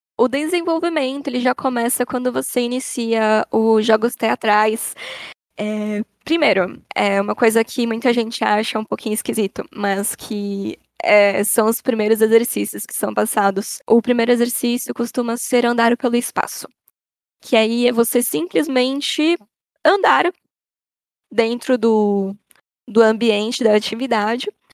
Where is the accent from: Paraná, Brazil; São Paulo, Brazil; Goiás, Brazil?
São Paulo, Brazil; moved away as an adult; now in Socorro, Brazil; eu nasci na cidade de São Paulo, na, na querida Zona Norte